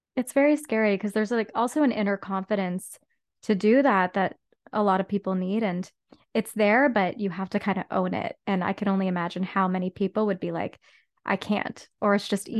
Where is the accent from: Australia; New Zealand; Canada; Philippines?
Canada; Whitby, Ontario; now in Toronto, Canada; grew up in Whitby, Ontario